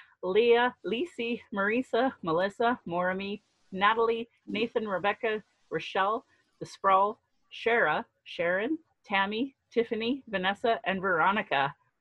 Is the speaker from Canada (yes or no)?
yes; Calgary, Alberta, Canada; I was born here in Calgary, or in Blackfoot Mokinstis, as … an English name which has afforded me privilege in an English colonial world. My mother is Northern Slavey Dene, or Satu Dene